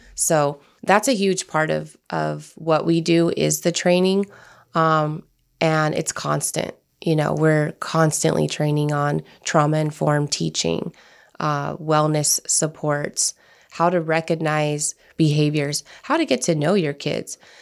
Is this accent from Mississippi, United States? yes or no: no; Turlock, California, United States; I grew up in the Central Valley, which is Turlock, to be exact, north of Fresno